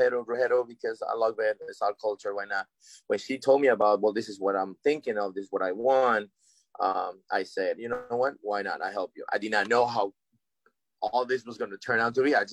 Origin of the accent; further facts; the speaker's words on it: Alexandria, Virginia, United States; also born or lived in Arlington, Virginia; growing up in Alexandria, Arlington